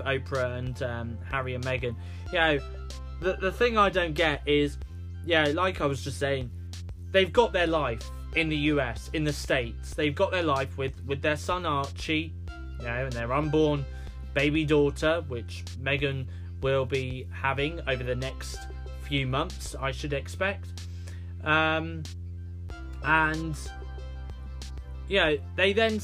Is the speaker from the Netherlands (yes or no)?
no; United Kingdom; accent: British; I'm from the UK, you know, they do pick up on the fact that I'm from the UK with my British accent.